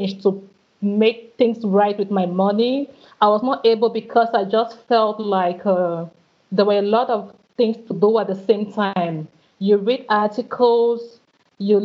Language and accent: English; Cameroon; moved away as an adult; also born or lived in Rennes, France; When I left my country, my home country, Cameroon, to go to France for my studies